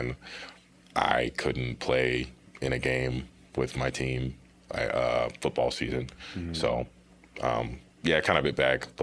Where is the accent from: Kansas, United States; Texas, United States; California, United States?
Kansas, United States; Topeka; moved away as an adult; now in Denver, United States; I'm from Topeka, Kansas, which is the capital city, but not really a place to speak about